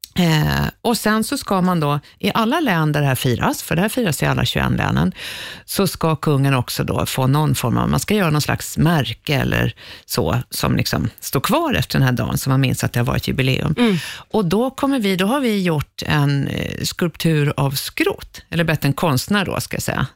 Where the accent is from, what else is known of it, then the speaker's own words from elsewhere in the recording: Stockholm, Stockholm County, Sweden; i Skärholmen. Eh, där föddes jag en gång i tiden